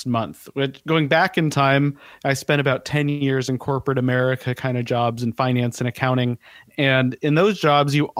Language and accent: English; Denver, Colorado, United States; moved away as an adult; also born or lived in Portland; now in Southern California, United States; I grew up in Denver. I was in that area for about 25 years